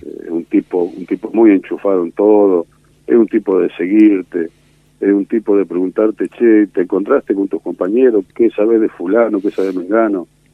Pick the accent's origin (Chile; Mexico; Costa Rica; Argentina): Argentina; Tres Arroyos, Buenos Aires Province; now in Tandil, Argentina; yo en realidad soy nativo de Tres Arroyos. Ajá. A los 14 años me independicé familiarmente, me vine a vivir a Tandil